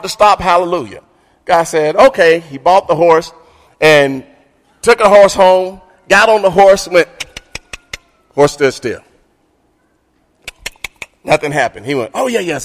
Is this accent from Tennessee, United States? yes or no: yes; Martin, Tennessee, United States; moved away; I grew up in Martin, Tennessee, with Tony Kelly